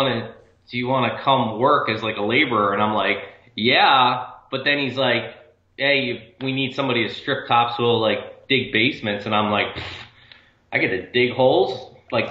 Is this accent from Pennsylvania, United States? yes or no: yes; Doylestown, Pennsylvania, United States; also born or lived in Wrightstown, Pennsylvania / Bangor, Maine; I was born in Doylestown, Pennsylvania. And that's currently, I was actually born at Doylestown Hospital. That's currently where I live. But I lived when I was a kid in Wrightstown, which is, about 4 miles away. And I've lived here my entire life